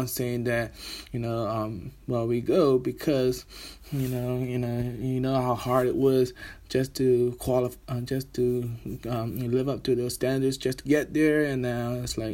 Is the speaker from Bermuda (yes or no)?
yes; Bermuda; now in Birmingham, United Kingdom; I am Bermudian, currently living here in Birmingham, England